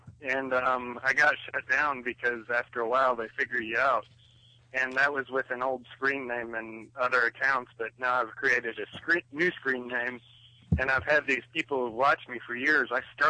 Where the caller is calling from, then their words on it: North Carolina, United States; in North Carolina.